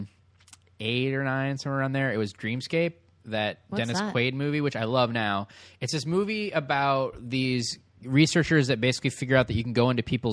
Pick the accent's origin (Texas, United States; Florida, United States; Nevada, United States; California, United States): California, United States; San Francisco Bay Area; I'm from the Bay Area-ish